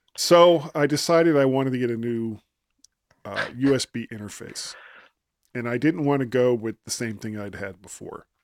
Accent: South Florida, United States; also born or lived in Ohio; now in Virginia, United States; I grew up in South Florida, which I've said countless times, and made my way to Ohio before I came to Virginia

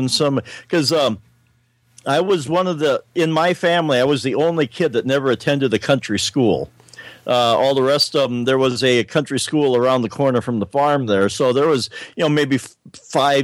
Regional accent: Willow Lake, South Dakota, United States; my hometown of Willow Lake

